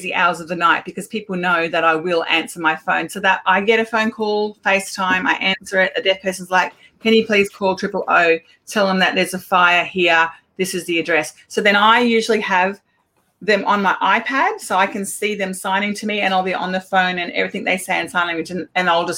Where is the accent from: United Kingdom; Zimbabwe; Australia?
Australia; Queensland; I'm from Queensland